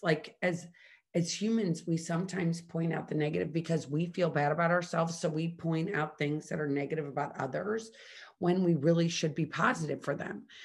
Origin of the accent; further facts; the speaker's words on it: Midwest, United States; I grew up in the Midwest